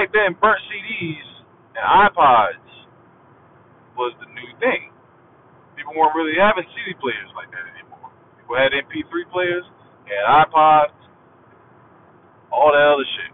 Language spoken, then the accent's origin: English; South Carolina, United States; I'm from South Carolina, I'm from the country. All my uncles, all my dad, they all talk like